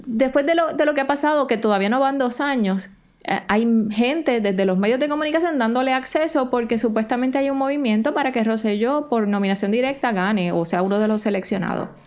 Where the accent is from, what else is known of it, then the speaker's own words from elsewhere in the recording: Puerto Rico; Nosotros somos territorio estadounidense, pero no somos Estado.